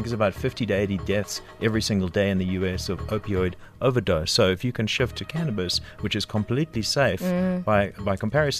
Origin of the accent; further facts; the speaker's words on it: Durban, KwaZulu-Natal, South Africa; I grew up in Durban